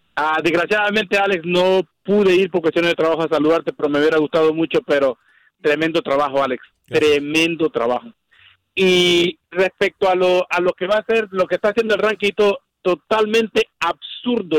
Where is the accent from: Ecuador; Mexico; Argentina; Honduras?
Honduras; soy hondureño